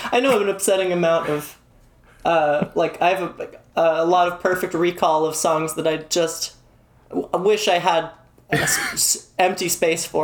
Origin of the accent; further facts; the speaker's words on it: Canada; um, I'm from